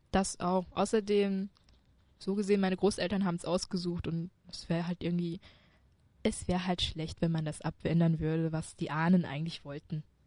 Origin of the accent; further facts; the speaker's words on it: China; now in Germany; Ja, ich komme aus China